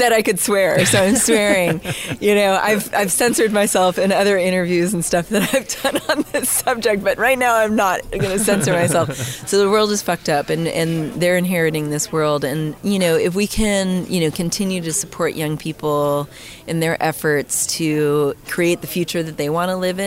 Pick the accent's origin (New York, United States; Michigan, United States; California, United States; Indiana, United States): California, United States; Mill Valley; also born or lived in San Francisco; I grew up in Mill Valley in Marin County